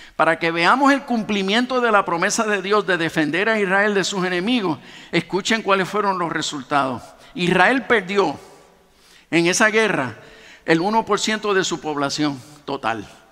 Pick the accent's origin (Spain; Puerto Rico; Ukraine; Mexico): Puerto Rico; nosotros en realidad somos una mezcla española, africana y de nativos